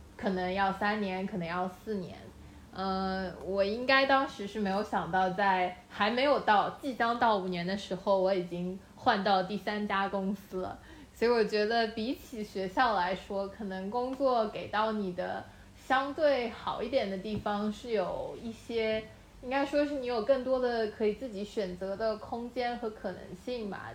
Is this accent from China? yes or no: yes; Shanghai, China; 我是上海人